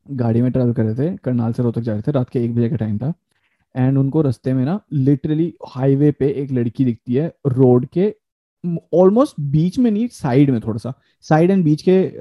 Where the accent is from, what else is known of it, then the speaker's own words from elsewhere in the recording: India; accent: Indian; now in Canada; मैं अपना accent Indian रखता हूँ अगर मैं दूसरे लोगों से बात कर रहा हूँ तो मेरा एक्सेंट इंडियन ही रहता है